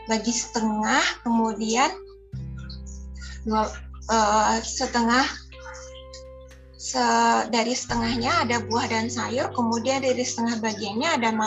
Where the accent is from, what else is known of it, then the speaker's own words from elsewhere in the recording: South Kalimantan, Indonesia; karena saya orang Banjar asli jadi rasanya tidak sah sekali kalau makan tanpa nasi putih.